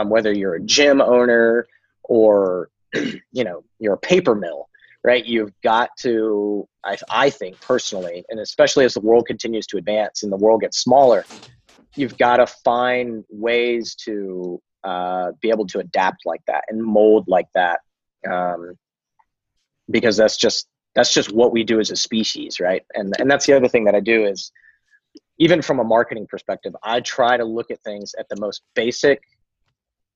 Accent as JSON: {"language": "English", "country": "United States", "said": "American, because I'm American"}